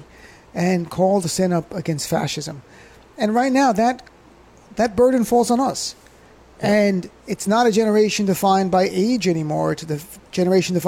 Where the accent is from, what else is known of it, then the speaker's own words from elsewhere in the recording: New Jersey, United States; I'm from Jersey. We speak blunt.